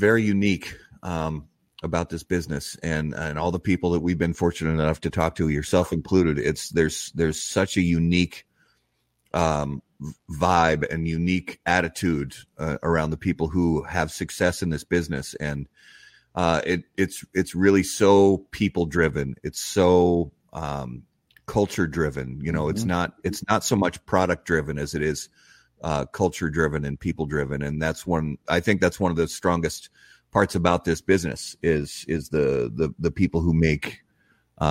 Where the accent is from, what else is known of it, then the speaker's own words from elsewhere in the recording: Richmond, Indiana, United States; moved away as an adult; now in Minnesota, United States; I was born in Richmond, Indiana, so just over the border, and we spent a lot of time going to Riverfront Stadium, you know, in the mid-70s, late 70s, early 80s. And so as a kid, you know, growing up down in that area